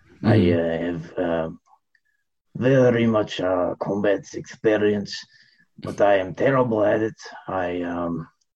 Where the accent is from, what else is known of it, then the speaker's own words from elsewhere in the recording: Afghanistan; I am from Afghanistan originally, forever actually, never even moved here, always lived here, that's sort of my thing. My family is also from here